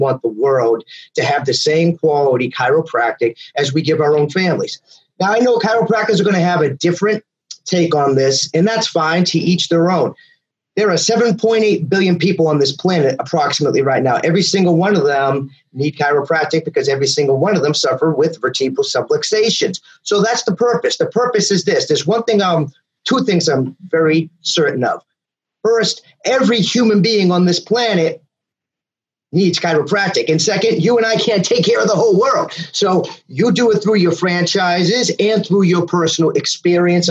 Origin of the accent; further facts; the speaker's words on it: just outside of Boston, Massachusetts, United States; also born or lived in South Carolina; now in Mississippi, United States; Massachusetts is where I'm from. I was born and raised just outside of Boston.